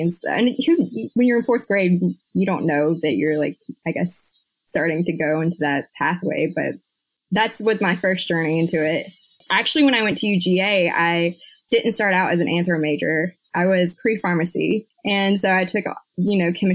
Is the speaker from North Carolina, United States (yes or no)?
no; Jackson, Georgia, United States; also born or lived in Athens, Georgia / Illinois; now in Augusta, United States; I was born and raised in Georgia, Jackson, Georgia, Butts County, Cracker